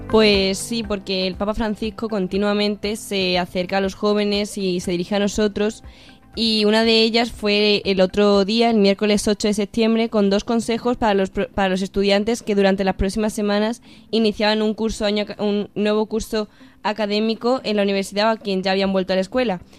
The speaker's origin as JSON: {"language": "Spanish", "town": "Badajoz", "region": "Extremadura", "country": "Spain", "lives_now": "Cáceres, Spain", "said": "yo vengo de Badajoz"}